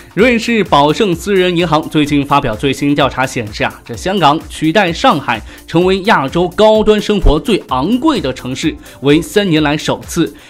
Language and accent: Chinese; China; 这住房啊，跟咱们内地这边一样一样的呀，都难呐